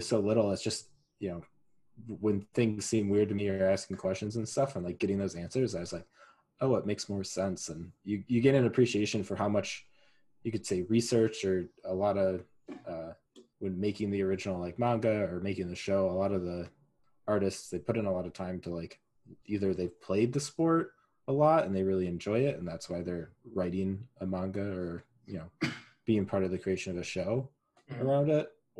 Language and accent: English; United States; I was raised in America